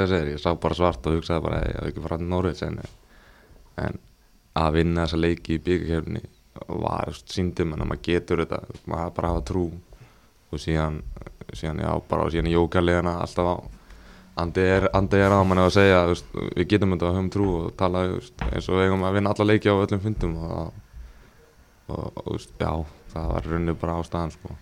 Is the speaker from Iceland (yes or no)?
no; England, United Kingdom; moved away; ég ólst upp í Englandi